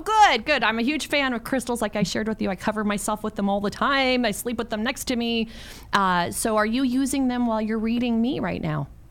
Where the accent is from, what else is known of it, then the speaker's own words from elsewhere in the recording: San Francisco, California, United States; also born or lived in Mexico; San Francisco where I grew up